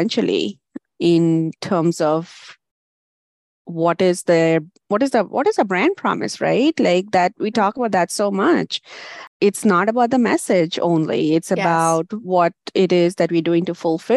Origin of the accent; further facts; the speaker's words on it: India; moved away as an adult; now in United States; I had a bachelor's degree in India